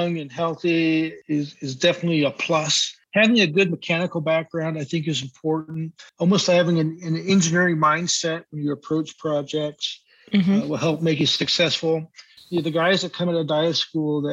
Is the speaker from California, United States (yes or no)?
yes; Santa Cruz, California, United States; I grew up on the West Coast, Santa Cruz area, San Francisco Bay area